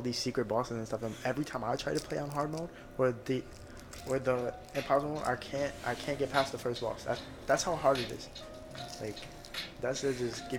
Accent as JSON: {"language": "English", "town": "Bayonne", "region": "New Jersey", "country": "United States", "tie": "born or raised there", "said": "my childhood, growing up in Bayonne"}